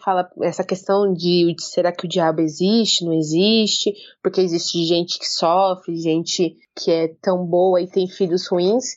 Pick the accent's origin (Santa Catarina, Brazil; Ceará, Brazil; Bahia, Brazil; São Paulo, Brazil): São Paulo, Brazil; eu e minhas irmãs nascemos em São Paulo